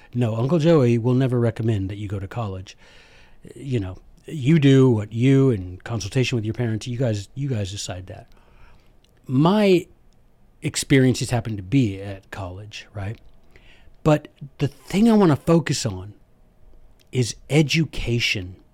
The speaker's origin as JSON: {"language": "English", "country": "United States", "said": "I am an American"}